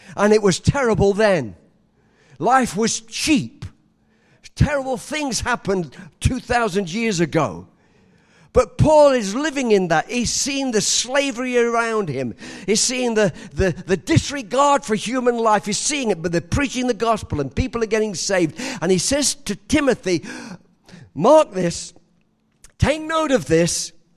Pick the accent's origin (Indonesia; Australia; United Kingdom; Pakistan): United Kingdom; England; moved away; I was born in England